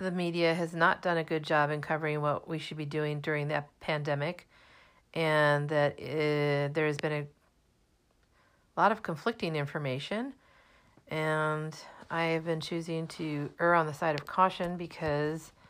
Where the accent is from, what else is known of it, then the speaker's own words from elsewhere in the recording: Germany; also born or lived in Minnesota / New Jersey / Massachusetts; now in United States; I was born in 1963, so that makes me 57, and I grew up in Germany, Minnesota, and New Jersey, but I've spent most of my adult life in Massachusetts.